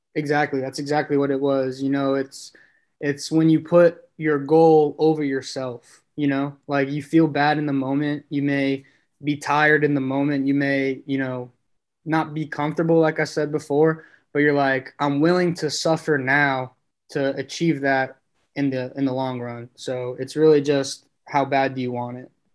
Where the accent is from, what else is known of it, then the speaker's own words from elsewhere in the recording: New York City, New York, United States; growing up in Brooklyn